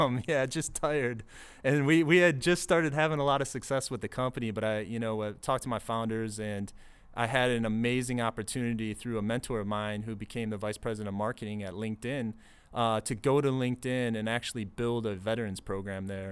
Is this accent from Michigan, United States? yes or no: yes; Detroit, Michigan, United States; grew up in the suburbs of Detroit, Michigan.